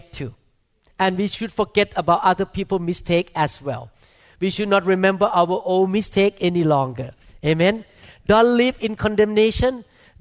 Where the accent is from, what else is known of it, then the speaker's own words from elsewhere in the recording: Thailand; moved away; I grew up in Thailand